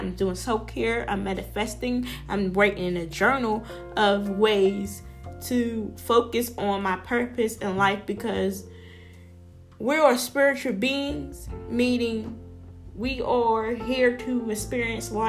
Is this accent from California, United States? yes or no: no; Pittsburgh, Pennsylvania, United States; I'm from Pittsburgh, Pennsylvania